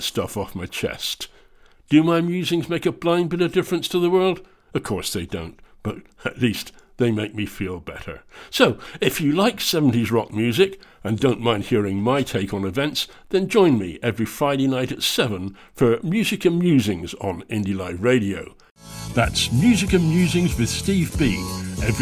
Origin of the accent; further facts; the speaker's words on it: England, United Kingdom; moved away as an adult; now in Scotland, United Kingdom; I'm English, but have now spent more than half my life in Scotland